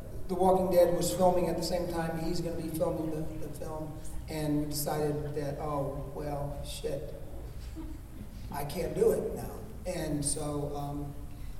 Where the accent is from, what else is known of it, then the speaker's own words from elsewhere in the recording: Alabama, United States; moved away; I'm originally from Alabama, so I just slide right into that kind of stuff. That whole vernacular is sort of in the back of my head all the time